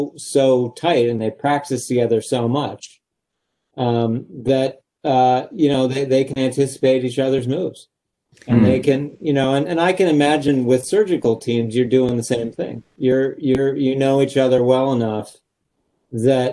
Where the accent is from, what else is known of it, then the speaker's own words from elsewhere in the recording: Cambridge, Massachusetts, United States; I grew up in Cambridge, Massachusetts